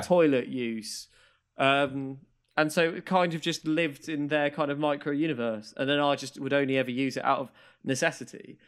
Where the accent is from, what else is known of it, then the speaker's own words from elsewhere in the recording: Maidstone, South East England, United Kingdom; I grew up in Maidstone